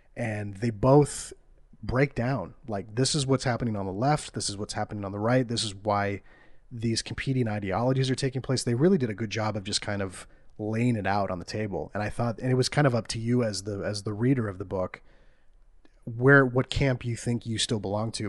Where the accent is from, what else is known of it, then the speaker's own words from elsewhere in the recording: Iowa, United States; we're from Iowa. It's, it's flyover country